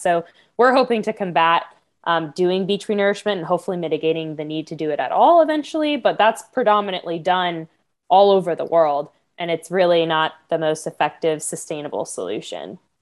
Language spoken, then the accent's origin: English; Florida, United States; I grew up in Florida all my life